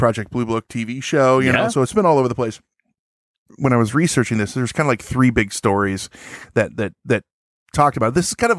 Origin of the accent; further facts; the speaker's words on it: Chicago, Illinois, United States; accent: Chicago; Now, if I'm supposed to do my right accent, my Chicago accent, be like, oh, hey, because that's my accent.